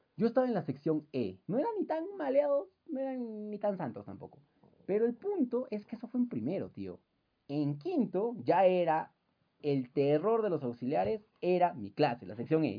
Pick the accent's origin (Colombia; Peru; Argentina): Peru; Puno; yo soy de la Gran Unidad Escolar San Carlos